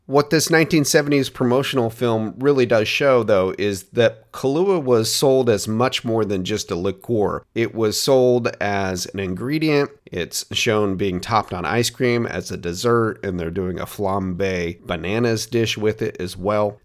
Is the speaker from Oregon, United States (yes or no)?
yes; Portland, Oregon, United States; my hometown restaurant named Huber's